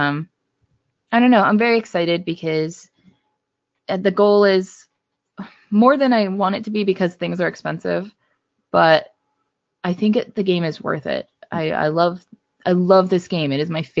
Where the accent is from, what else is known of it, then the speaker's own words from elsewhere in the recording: Brookville, United States; growing up in Brookville area, like where I spent a lot of my childhood